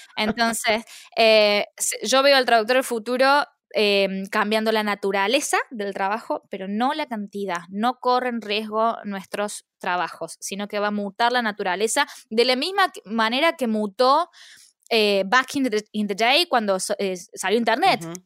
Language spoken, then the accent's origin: Spanish; Argentina; moved away as an adult; now in London, United Kingdom; yo extraño eh, de Argentina el clima, eh, la comida y la familia